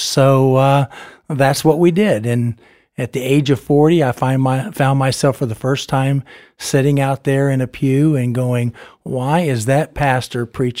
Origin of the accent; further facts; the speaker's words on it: Florida, United States; also born or lived in Ethiopia / Taiwan; I tell people I think I'm from Florida, but there was 3 or 4 stints overseas. But I remember Ethiopia, and I remember Taiwan.